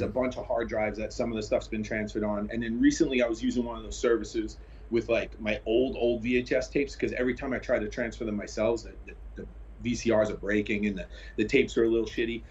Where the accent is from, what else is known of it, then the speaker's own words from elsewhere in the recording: New York City, New York, United States; I grew up in Brooklyn, New York